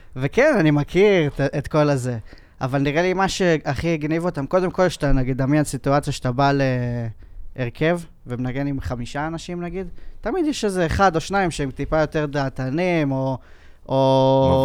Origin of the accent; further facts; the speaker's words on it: Kfar Saba, Central District, Israel; אני התחלתי כמו כולם, אה, גיטריסט כזה, אתה יודע, בלהקות, בכפר סבא